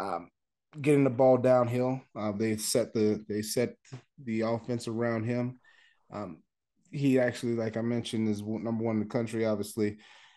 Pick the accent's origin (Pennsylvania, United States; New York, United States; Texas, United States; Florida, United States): Florida, United States; Fort Lauderdale; I'm from South Florida, Fort Lauderdale, Florida.